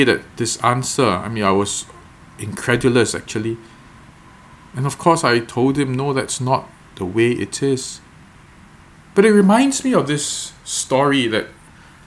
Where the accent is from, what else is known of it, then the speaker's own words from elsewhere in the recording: Singapore; I was not born in Singapore in the security of this home in a middle-class family